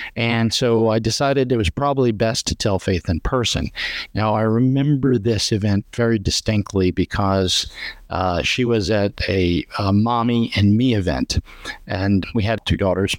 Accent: Long Island, New York, United States; moved away as an adult; now in Florida, United States; I grew up on Long Island and moved to Florida about thirty years ago

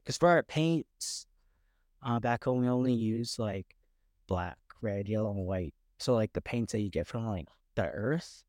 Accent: Lethbridge, Alberta, Canada; moved away as an adult; now in Vancouver, Canada; we grew up in Lethbridge

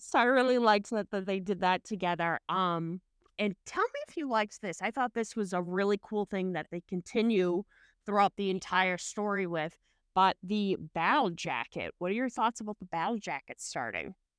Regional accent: Boston, Massachusetts, United States; I'm from Massachusetts, so Boston

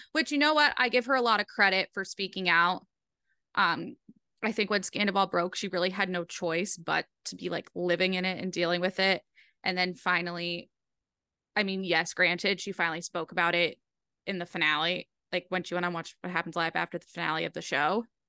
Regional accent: Rhode Island, United States; I'm from Rhode Island and the accent's comforting

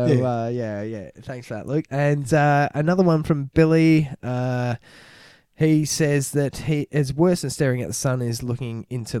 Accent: Australia; But, I'm proud to be Australian.

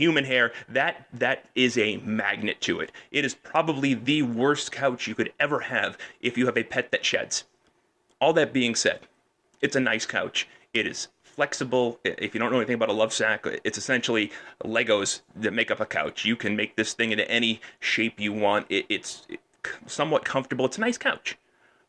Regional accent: Peabody, Massachusetts, United States; moved away as an adult; also born or lived in Lynn / Wakefield; now in Windham, United States; I grew up on the North Shore. Right, I grew up in Peabody and in Lynn and Wakefield

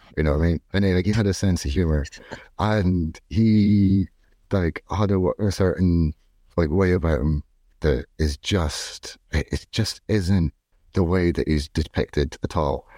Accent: Scotland, United Kingdom; now in Dublin, Ireland; I'm not from here. I'm from Scotland, and I live in the suburbs of Dublin

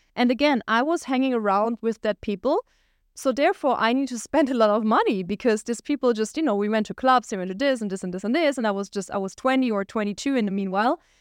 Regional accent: Germany; moved away as an adult; also born or lived in Düsseldorf, Germany; We lived at the border of Switzerland

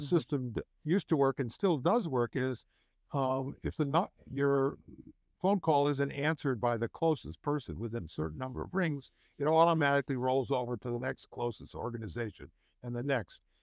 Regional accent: Chicago, Illinois, United States; also born or lived in Wisconsin; I was born in Wisconsin, but I moved here when I was eleven, which was a long time ago. So, I've lived almost my entire life in Illinois and really almost my entire life in the city of Chicago

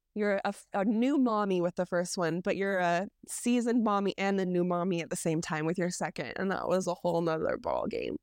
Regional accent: Utah, United States; I grew up here in Utah

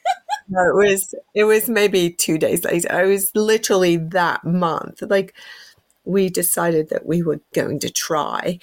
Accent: England, United Kingdom; moved away; I'm whole English.

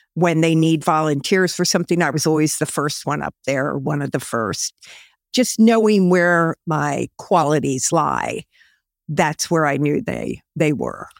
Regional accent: Camp Hill, Pennsylvania, United States; also born or lived in Allentown, Pennsylvania / Illinois; born in Allentown, Pennsylvania, but we moved to Campbell, Pennsylvania back in nineteen fifty-nine. And I actually lived about two and a half blocks from where we are

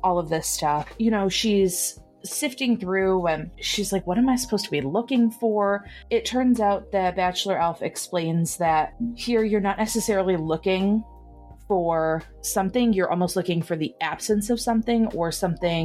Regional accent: Michigan, United States; accent: Michigan; my Michigan accent

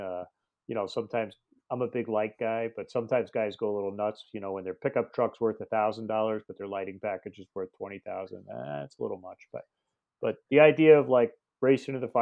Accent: Long Island, New York, United States; I was born and raised on Long Island, the home of the, you know, the king of the volunteer outfits

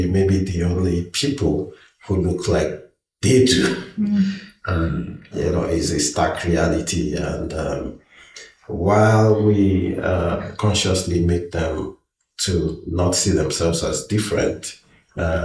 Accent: southeastern Nigeria, Nigeria; moved away as an adult; now in British Columbia, Canada; I am from Nigeria, originally from the southeastern part, and although I lived in the western part of Nigeria

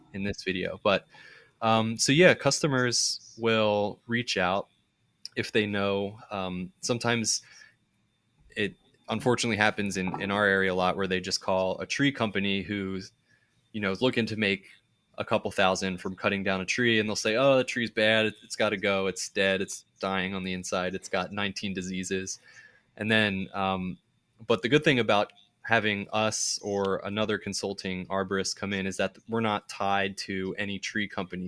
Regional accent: suburbs of Philadelphia, Pennsylvania, United States; my hometown in the suburbs

